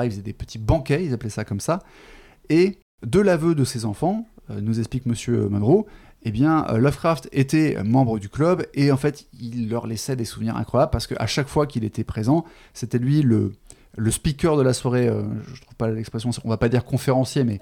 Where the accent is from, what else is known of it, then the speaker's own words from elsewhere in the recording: France; accent: French; mon magnifique accent français euh, qui euh, découpe les mots anglais